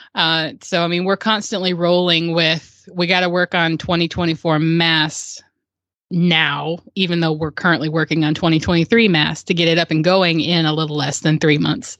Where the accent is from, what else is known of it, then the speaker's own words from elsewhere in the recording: Murfreesboro, Tennessee, United States; my hometown of Murfreesboro